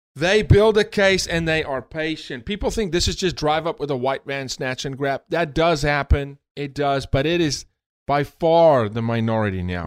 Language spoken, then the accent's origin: English; South Africa; born or raised there; moved away as an adult; now in United States